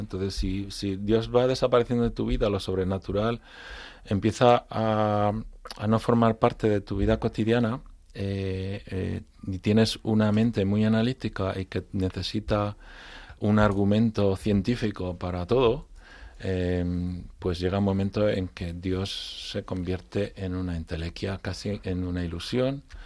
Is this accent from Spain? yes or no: yes; Madrid, Community of Madrid, Spain; also born or lived in Frankfurt, Germany; now in Madrid, Spain; yo soy madrileño, pero de raíces gallegas